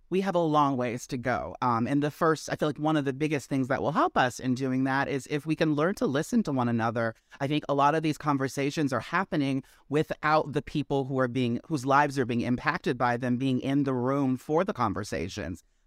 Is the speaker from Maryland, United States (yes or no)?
yes; Maryland, United States; also born or lived in Washington, D.C.; now in New York, United States; I originated in Maryland.